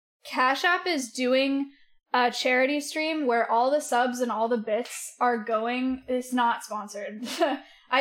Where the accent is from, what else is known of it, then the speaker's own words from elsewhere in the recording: the Bay Area, California, United States; I grew up around in the Bay